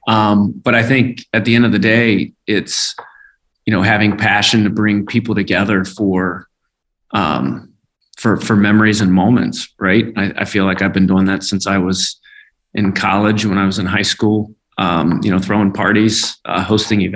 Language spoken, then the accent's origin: English; Independence, Kentucky, United States; I grew up in Independence, Kentucky. So I'm just a hillbilly from Kentucky